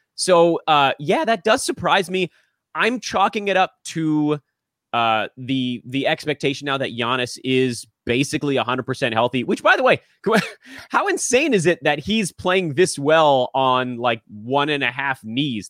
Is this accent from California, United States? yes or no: yes; Los Angeles, California, United States; I'm from Los Angeles. I grew up here, grew up on Lakers Dodgers